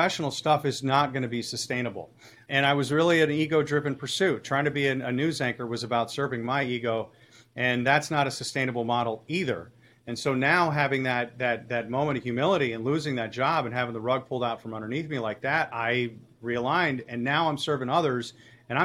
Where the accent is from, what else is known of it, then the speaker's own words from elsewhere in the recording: North Shore, Illinois, United States; also born or lived in St. Louis; I grew up on the North Shore